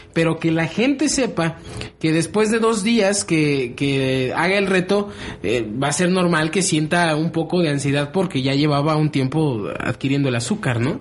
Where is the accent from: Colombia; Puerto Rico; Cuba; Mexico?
Mexico; somos mexicanos